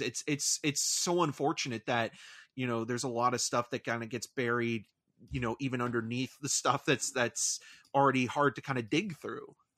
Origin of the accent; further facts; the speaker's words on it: Toronto, Ontario, Canada; I was born in Toronto